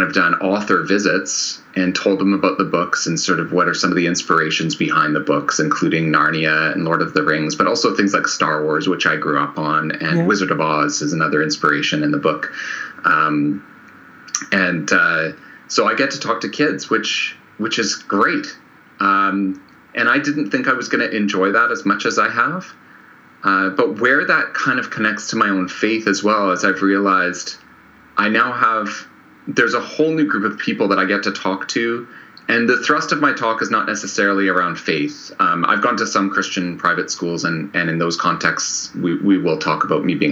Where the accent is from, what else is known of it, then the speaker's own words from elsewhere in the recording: Canada; I'm Canadian